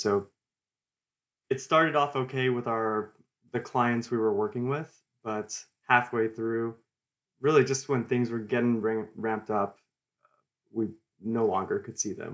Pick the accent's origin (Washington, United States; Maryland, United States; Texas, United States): Texas, United States; Houston; I, I grew up here in Houston, and I love the city